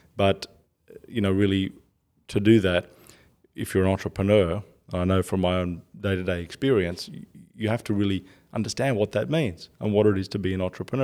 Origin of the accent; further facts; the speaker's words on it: Australia; I'm Australian